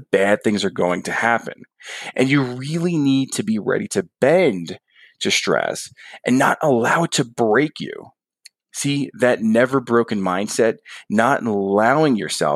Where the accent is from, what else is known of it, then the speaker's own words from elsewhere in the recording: New Jersey, United States; moved away; I'm a guy from New Jersey. There weren't any pools in my backyard.